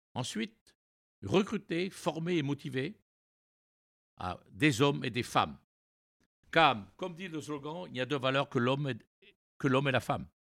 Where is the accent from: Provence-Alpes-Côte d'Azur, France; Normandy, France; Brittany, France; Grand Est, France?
Brittany, France; Brest; also born or lived in New York, United States / Montreal, Canada; je suis retourné à Brest, hein, mon village natal